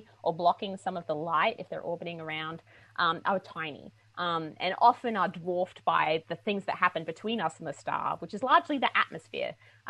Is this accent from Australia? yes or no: yes; Australia; now in United States; So I'm from Australia. I don't know if your listeners can tell my accent anymore because I've been here for a while now. I'm a huge cricket fan. I grew up on cricket.